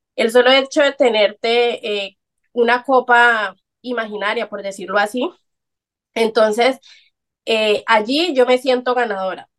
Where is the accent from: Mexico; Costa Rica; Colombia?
Colombia; soy colombiana, a mucha honra